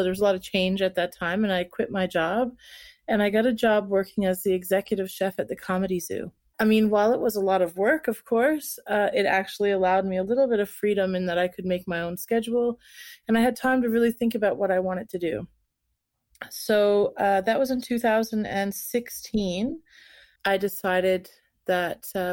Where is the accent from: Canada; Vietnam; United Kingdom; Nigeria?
Canada; Newfoundland and Labrador; moved away as an adult; also born or lived in St. John's, Canada; now in Denmark; I'm originally from Canada, from Newfoundland, Labrador.